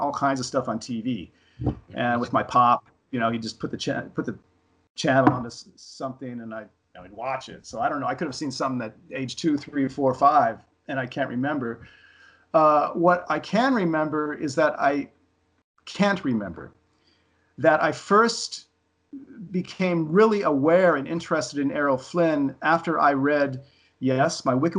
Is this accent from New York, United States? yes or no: no; Los Angeles, California, United States; about growing up in Los Angeles in the 60s and 70s